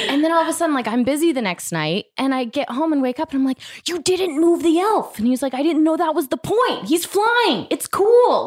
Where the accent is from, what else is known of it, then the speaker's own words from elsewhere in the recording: Florida, United States; now in Los Angeles, United States; I grew up in Florida